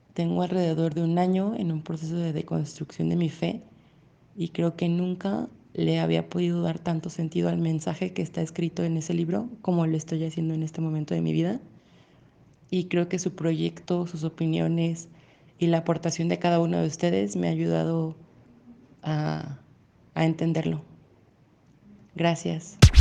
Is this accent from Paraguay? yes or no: no; Mexico; soy de México